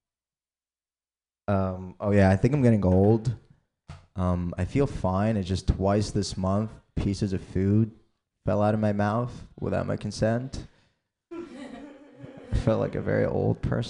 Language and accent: English; Egypt; now in United States; I grew up in Egypt